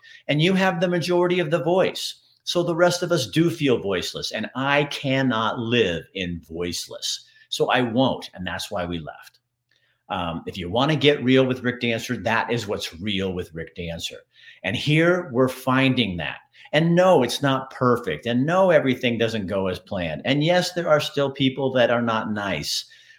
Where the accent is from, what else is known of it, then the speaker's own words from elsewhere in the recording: Montana, United States; now in Oregon, United States; I moved to Oregon from Montana.